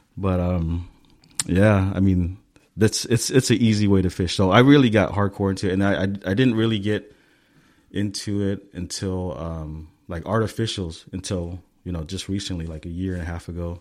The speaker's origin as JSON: {"language": "English", "town": "Stockton", "region": "California", "country": "United States", "tie": "born or raised there", "moved": "yes", "lives_now": "Southern California, United States", "said": "I grew up in Stockton"}